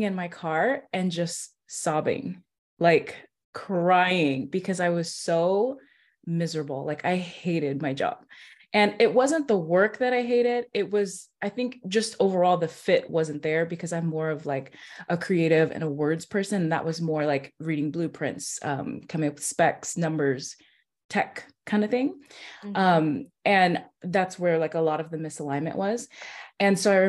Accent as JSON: {"language": "English", "region": "California", "country": "United States", "tie": "born or raised there", "moved": "as an adult", "lives_now": "Nashville, United States", "said": "I am in Nashville, Tennessee, but I'm from California. So I've lived there, grew up there from 5 and up"}